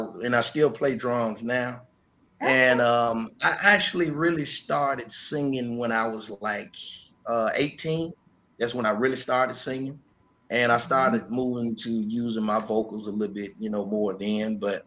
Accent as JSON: {"language": "English", "town": "Memphis", "region": "Tennessee", "country": "United States", "tie": "born or raised there", "said": "Yes, I was. Been here all my life."}